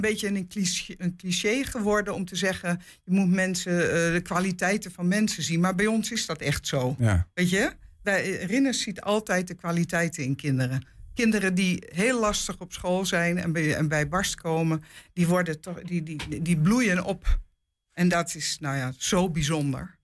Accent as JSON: {"language": "Dutch", "town": "Amsterdam", "region": "North Holland", "country": "Netherlands", "also_born_or_lived": "Hengelo / Apeldoorn", "moved": "yes", "lives_now": "Enschede, Netherlands", "said": "ik kom eigenlijk uit Amsterdam, maar ik heb 40 jaar in Hengelo gewoond"}